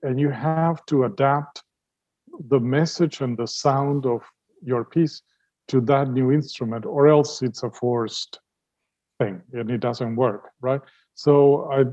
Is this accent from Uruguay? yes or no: yes; Uruguay; moved away as an adult; also born or lived in Vienna, Austria; now in United States; all the music I grew up with in Uruguay